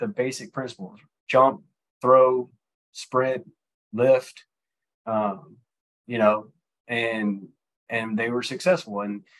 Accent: Mississippi, United States; So I'm originally from Mississippi. The accent is a little bit gone because I haven't been there and lived there in a while, but you know, I'm from Mississippi.

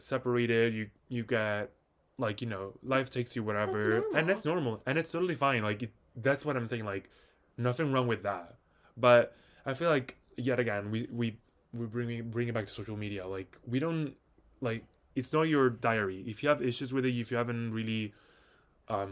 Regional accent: Italy; moved away; I personally don't live in Italy anymore

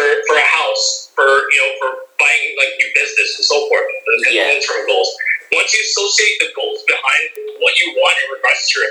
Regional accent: Philippines; we're Filipino

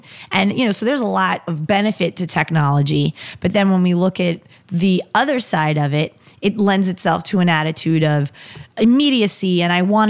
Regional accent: New York, United States; And since we're from New York, we can be like the dude up the block I go watch the Yankee game with.

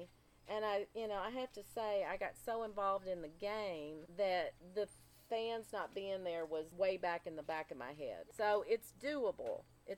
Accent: Henderson, Kentucky, United States; they lived in Henderson, my hometown.

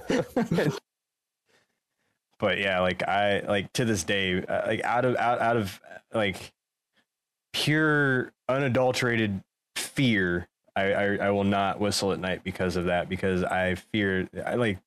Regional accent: Denver, Colorado, United States; moved away; originally I'm from Denver, Colorado, so being a kid of the Midwest

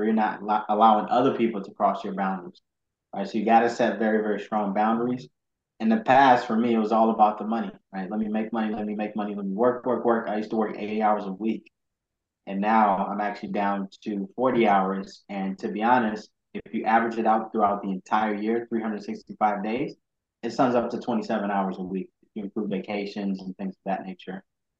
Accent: Ghana; Yeah, so basically, I was born and raised in Ghana, which is very entrepreneurial. A lot of entrepreneurs in Ghana.

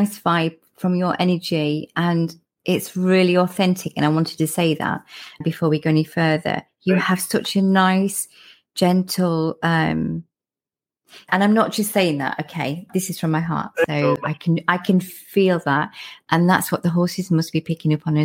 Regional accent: Lincolnshire, East Midlands, United Kingdom; now in South of England, United Kingdom; if I go back home, because I'm from Lincolnshire, when I go back home, my accent's a bit stronger when I come back down south

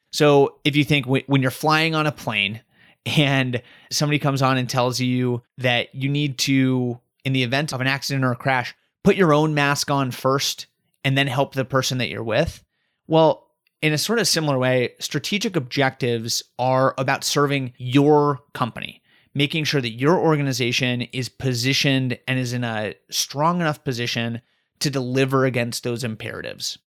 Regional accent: Colorado, United States; now in Raleigh, United States; I'm originally from Colorado

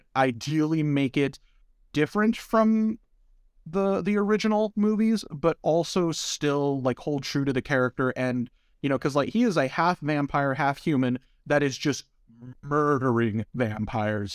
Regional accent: United States; as an American

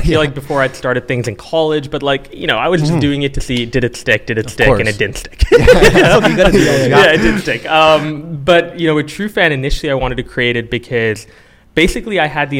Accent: Calgary, Alberta, Canada; also born or lived in Singapore; now in Toronto, Canada; I was born and raised in Singapore and Calgary, Alberta, two very different places.

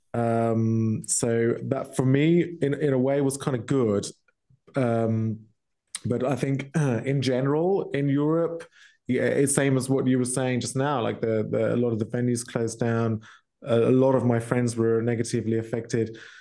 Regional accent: Milton Keynes, South East England, United Kingdom; moved away as an adult; now in Germany; my hometown, Milton Keynes, uh, which is in UK

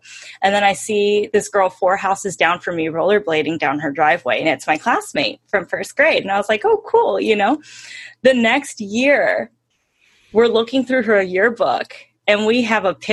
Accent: Hemet, California, United States; also born or lived in Ventura, California; I grew up in Hemet.

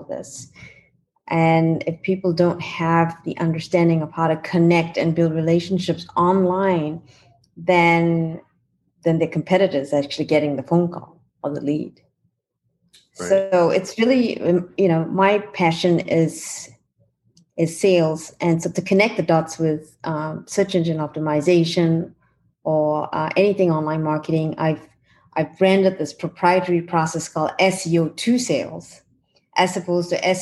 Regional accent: New Zealand; now in California, United States; I'm from New Zealand

